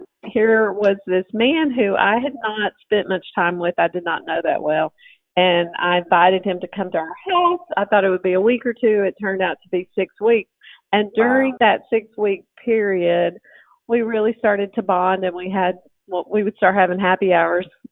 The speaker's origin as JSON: {"language": "English", "region": "Northeast Arkansas", "country": "United States", "tie": "born or raised there", "also_born_or_lived": "Texas", "moved": "as an adult", "lives_now": "Arkansas, United States", "said": "I grew up in Northeast Arkansas"}